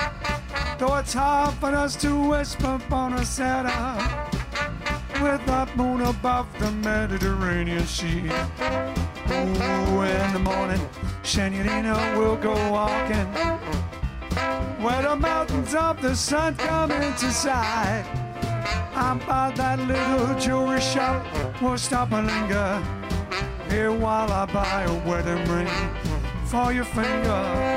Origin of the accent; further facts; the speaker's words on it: East of England, United Kingdom; Yeah, we're from Essex and North and London and East and all that.